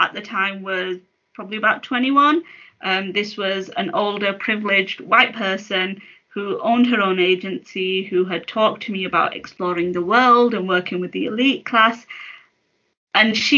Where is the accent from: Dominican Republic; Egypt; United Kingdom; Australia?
United Kingdom; I'm a British Muslim. My heritage is Pakistani